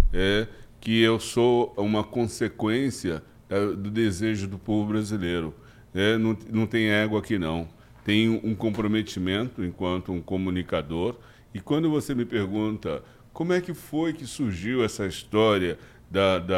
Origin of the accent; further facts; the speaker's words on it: Brazil; eu não posso me caracterizar como um negro, um branco, um louro. Eu sou apenas um brasileiro. Eu sou uma mistura de um todo.